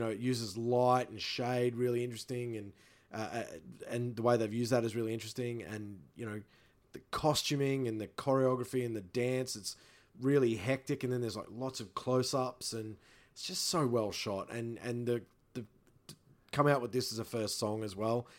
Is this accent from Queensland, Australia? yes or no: yes; Rockhampton, Queensland, Australia; moved away; I'm from Rockhampton. I go home to my family in Rockhampton